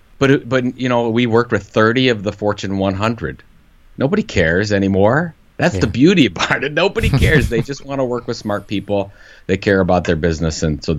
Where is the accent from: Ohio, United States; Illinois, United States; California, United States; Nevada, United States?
Ohio, United States; Cleveland; I'm from Cleveland, Ohio.